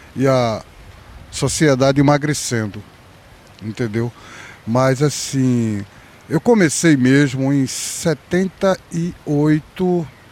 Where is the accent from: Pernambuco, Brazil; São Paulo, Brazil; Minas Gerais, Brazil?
Pernambuco, Brazil; Recife; Que eu fui criado na Rua da Praia, né? Estudei na Escola da Penha